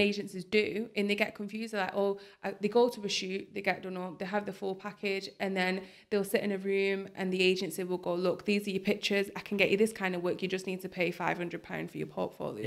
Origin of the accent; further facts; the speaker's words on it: Bolton, North West England, United Kingdom; also born or lived in Manchester; I love Bolton. It's my hometown